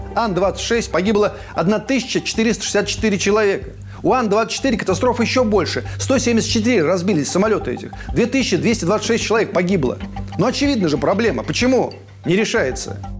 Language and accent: Russian; Kalikino, Lipetsk Oblast, Russia; Из моего родного села Каликина Липецкой области